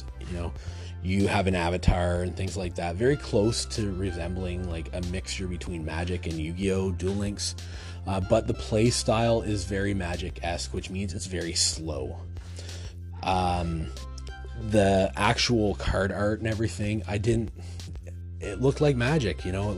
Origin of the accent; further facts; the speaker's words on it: Ontario, Canada; I'm from Ontario. I'm not from the East Coast